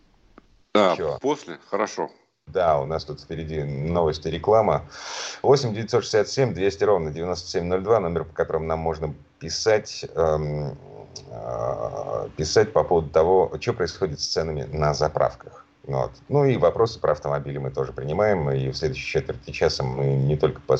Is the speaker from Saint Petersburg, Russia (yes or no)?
no; Moscow, Russia; из Москвы